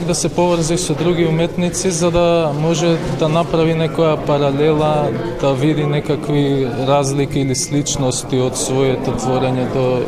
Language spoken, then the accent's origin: Macedonian; Skopje, North Macedonia; од Скопје уметник